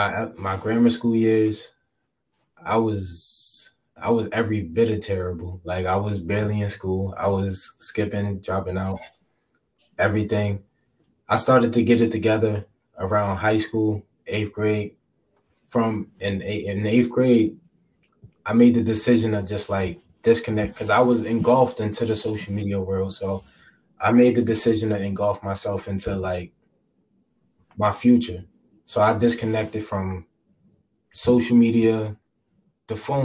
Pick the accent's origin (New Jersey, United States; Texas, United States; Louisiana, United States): New Jersey, United States; Jersey City; I'm from Jersey City